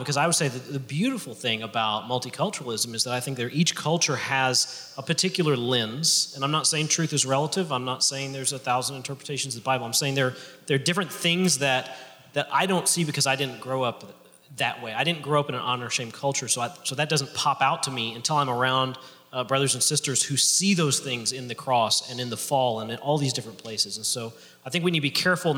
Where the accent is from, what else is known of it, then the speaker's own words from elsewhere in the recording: Cajun, Louisiana, United States; I'm Cajun